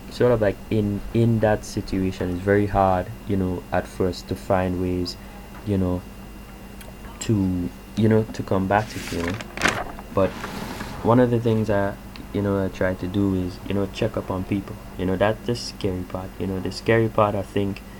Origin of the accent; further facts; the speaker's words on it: Canada; just speaking you know as a Canadian and how I you know view the the impact that coronavirus has had on me